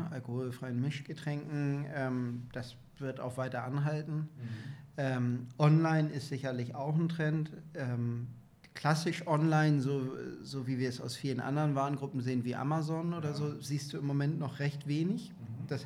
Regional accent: Hamburg, Germany; born there; Also ich bin gebürtiger Hamburger, ich habe eine große Familie in Hamburg auch, bin total verwurzelt.

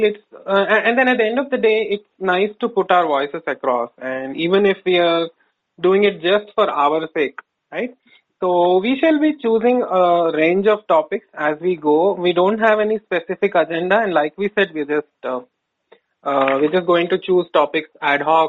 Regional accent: Bangalore, Karnataka, India; I am from Bangalore

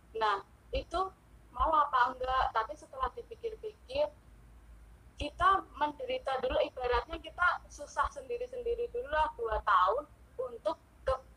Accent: Yogyakarta, Special Region of Yogyakarta, Indonesia; aku orang Jogja

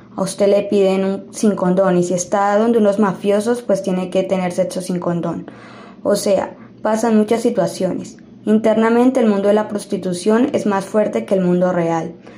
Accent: Medellín, Antioquia, Colombia; mi comuna, la comuna 1 popular. Hoy me siento orgulloso de donde soy

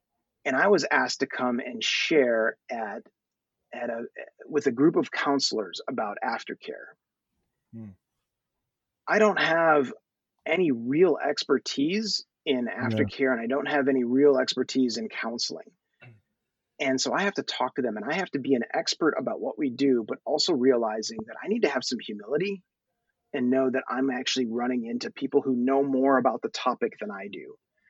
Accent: Thailand; born there; I have such a passion for my people. I was born in Thailand. I'm growing up here.

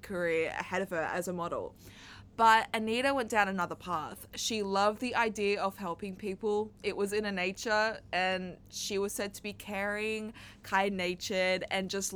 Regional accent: Australia; I'm very Australian

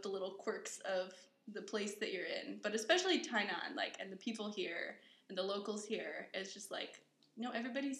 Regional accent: Colorado, United States; moved away as an adult; now in Taiwan; I grew up in Colorado

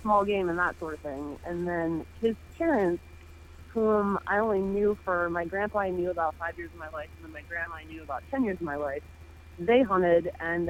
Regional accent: Sylvania, Ohio, United States; moved away as an adult; now in Michigan, United States; I'm originally from Sylvania, Ohio, is where I grew up.

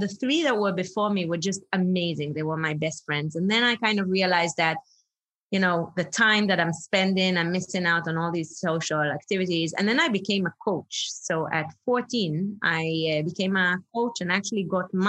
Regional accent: Israel; moved away as an adult; now in Singapore; I'm originally from Israel. I always joke that I'm made in England, born in Israel, because literally my parents are British

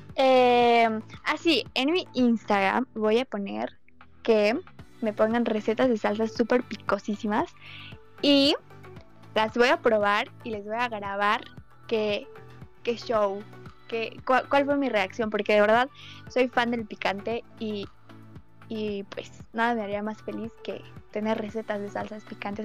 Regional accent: Mexico; Soy mexicana

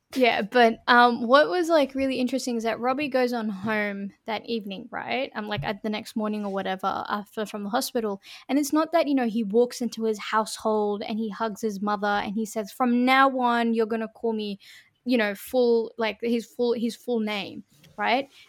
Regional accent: Sydney, New South Wales, Australia; we're from Western Sydney, you know, we don't sound like Western Sydney has an accent

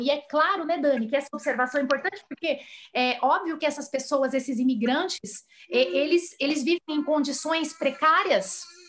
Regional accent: Brazil; todos nós aqui brasileiros também

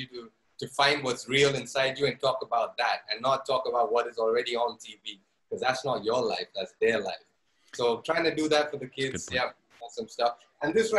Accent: Zambia; moved away; also born or lived in India; I grew up in Zambia, in Africa

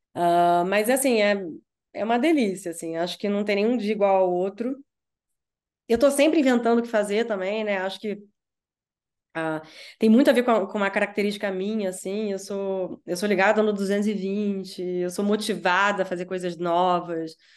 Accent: Rio de Janeiro, Brazil; moved away as an adult; now in São Paulo, Brazil; Eu sou carioca e tal, eu posso voltar, eu moro em São Paulo, mas eu posso voltar ao Rio

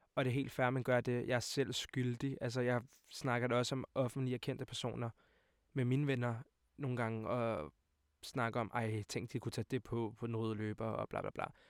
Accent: Hvidovre, Capital Region of Denmark, Denmark; jeg er 20 år gammel og kommer fra Hvidovre af.

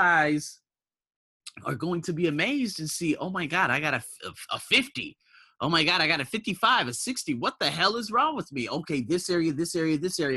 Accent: United States; moved away as an adult; now in Thailand

